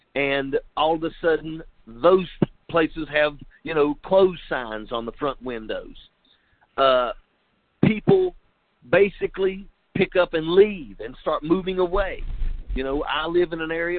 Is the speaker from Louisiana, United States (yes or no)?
no; Logan County, West Virginia, United States; moved away as an adult; also born or lived in Rochester, Minnesota; I was raised in Logan County, West Virginia